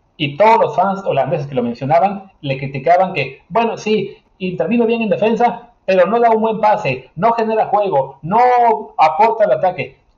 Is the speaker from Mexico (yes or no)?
yes; Mexico; nosotros como mexicanos